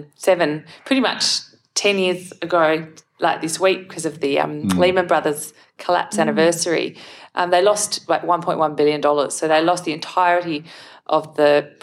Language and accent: English; Perth, Western Australia, Australia; I was born and raised in the Perth Hills.